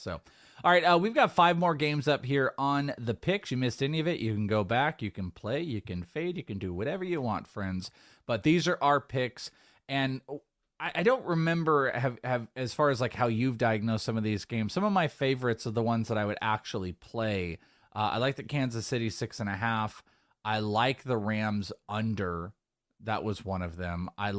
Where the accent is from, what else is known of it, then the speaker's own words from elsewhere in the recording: Wales, United Kingdom; I'm Welsh.